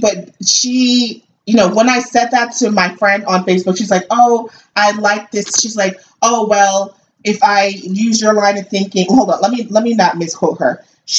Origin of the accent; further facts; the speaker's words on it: United States; yes, I'm American. Yes, I was born here.